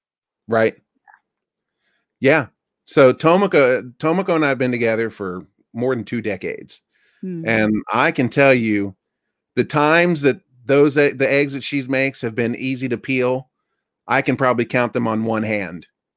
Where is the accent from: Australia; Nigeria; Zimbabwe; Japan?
Japan; Hi, I'm from Japan, blah, blah, blah, blah, blah, blah.